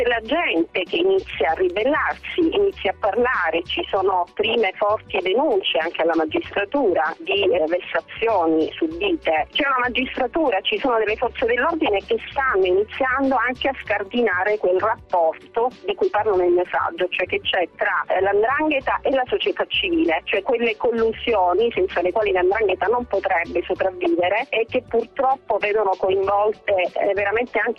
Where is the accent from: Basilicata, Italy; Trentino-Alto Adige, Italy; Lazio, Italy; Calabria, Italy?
Calabria, Italy; da calabresi